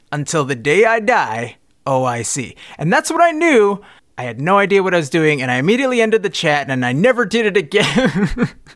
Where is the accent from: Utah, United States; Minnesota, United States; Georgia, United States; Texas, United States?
Minnesota, United States; I'm from Minnesota. I'm fifteen years old